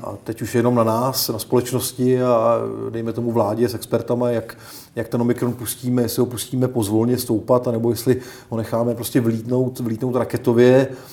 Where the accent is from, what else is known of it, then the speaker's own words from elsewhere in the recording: Czechia; my jako Češi